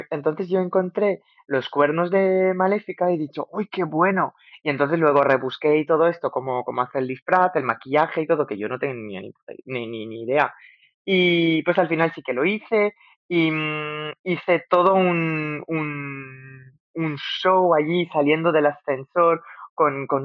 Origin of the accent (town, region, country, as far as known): Algeria; moved away